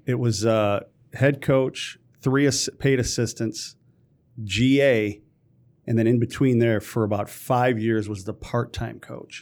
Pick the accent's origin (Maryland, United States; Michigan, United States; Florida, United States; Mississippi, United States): Michigan, United States; Detroit; born and raised in Detroit